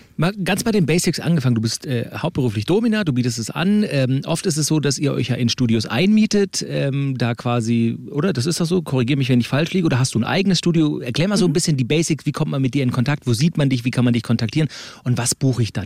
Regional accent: Swabia, Germany; bin ja auch gebürtiger Schwabe

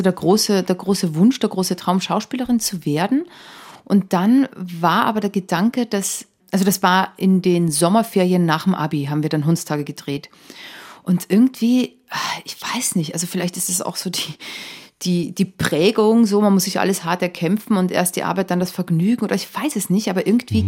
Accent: Wienerwald, Lower Austria, Austria; now in Germany; als ich nach Deutschland gezogen bin, und ich den Leuten gesagt habe, ja, ich komme aus dem Wienerwald

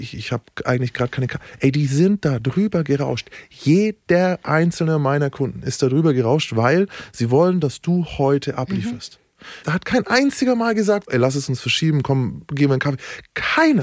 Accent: Nuremberg, Bavaria, Germany; ich bin Nürnberger, wir haben ein fucking Delfinarium

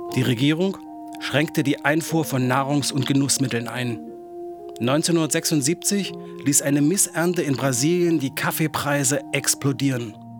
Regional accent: Halle, Saxony-Anhalt, Germany; 48 und ich bin in Halle an der Saale in der DDR aufgewachsen

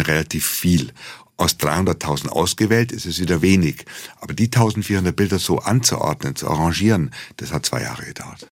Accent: Munich, Bavaria, Germany; als Bayer oder als Münchner

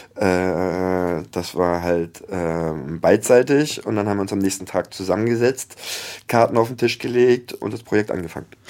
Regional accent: Hamburg, Germany; moved away as an adult; now in Paris, France; Als Hamburger habe ich dann auch schon oft genug seit 2006 immer als Antwort gehört, ach, du kommst aus Hamburg

